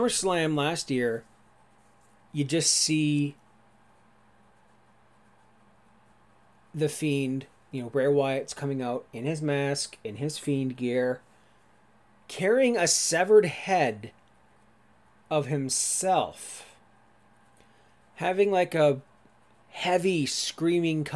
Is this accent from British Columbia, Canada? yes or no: no; Sauble Beach, Ontario, Canada; I don't say Sauble Beach. I'll just say Toronto, because more people know about Toronto